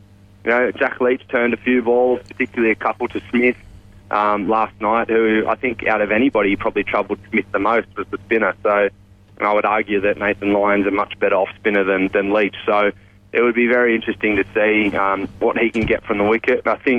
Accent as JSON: {"language": "English", "country": "Australia", "said": "So I suppose as an Aussie"}